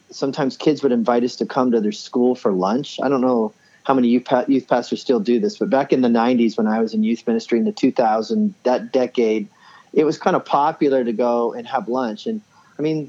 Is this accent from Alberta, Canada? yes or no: no; Woodstock, New Brunswick, Canada; moved away as an adult; also born or lived in Indiana; I ended up leaving my hometown up in Woodstock, New Brunswick, Canada